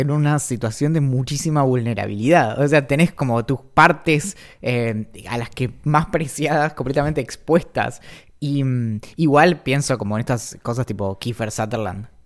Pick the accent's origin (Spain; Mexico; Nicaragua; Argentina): Argentina; Bariloche, Río Negro; creciendo en Bariloche